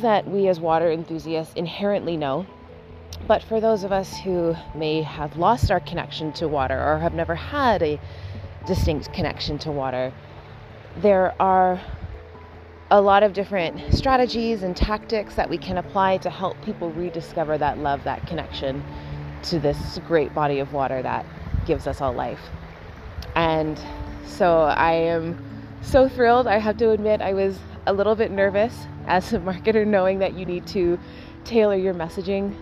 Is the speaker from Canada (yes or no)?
yes; Canada; as a Canadian